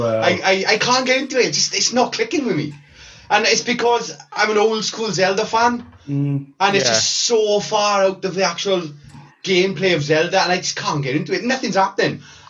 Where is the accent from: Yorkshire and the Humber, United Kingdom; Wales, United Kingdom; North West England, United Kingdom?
Wales, United Kingdom; What do you mean we? I'm Welsh